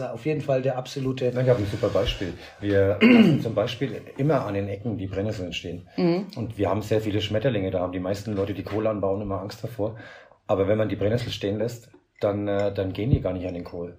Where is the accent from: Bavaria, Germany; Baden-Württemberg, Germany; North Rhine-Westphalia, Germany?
Bavaria, Germany; Franconia; moved away as an adult; now in Gran Canaria, Spain; ich komme halt familiär aus, aus Bayern vom Dorf